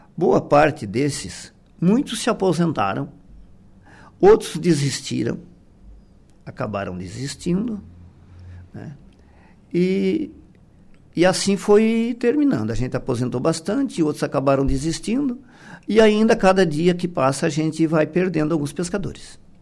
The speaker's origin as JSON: {"language": "Portuguese", "town": "Passo de Torres", "region": "Santa Catarina", "country": "Brazil", "said": "nós somos de Passo de Torres"}